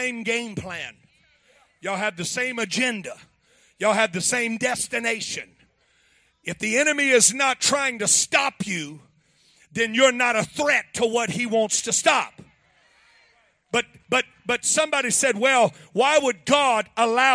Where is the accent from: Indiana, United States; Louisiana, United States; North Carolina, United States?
Louisiana, United States; I'm from Louisiana.